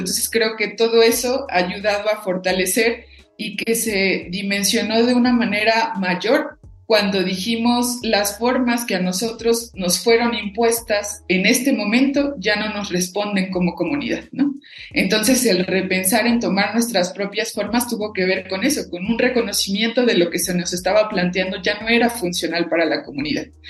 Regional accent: Cherán, Michoacán, Mexico; first language Purépecha; Spanish is a second language; venir de un legado de nuestros ancestros y ancestras propiamente de una cultura que siempre fue la resistencia

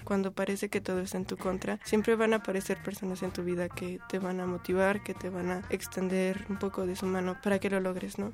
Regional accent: State of Mexico, Mexico; also born or lived in Tlatelolco, Mexico City; Yo nací en el Distrito Federal, pero toda mi vida he estado en el Estado de México.

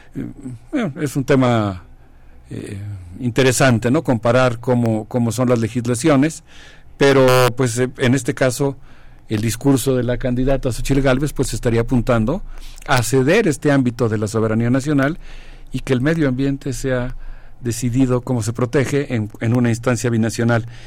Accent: Mexico; nosotros como mexicanos

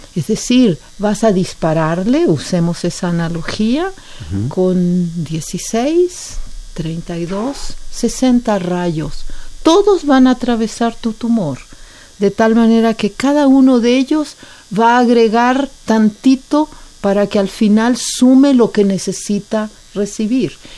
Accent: Chile; now in Mexico; yo soy chilena

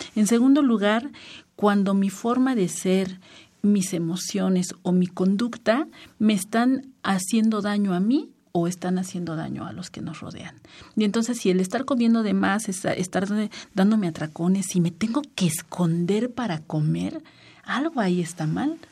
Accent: Mexico; como mexicano tiene pretextos para festejar

